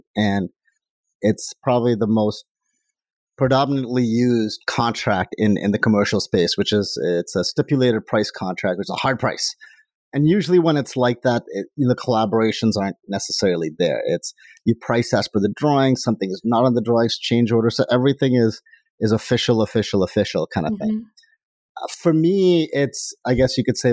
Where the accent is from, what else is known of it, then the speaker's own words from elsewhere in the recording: India; now in Canada; I'm from India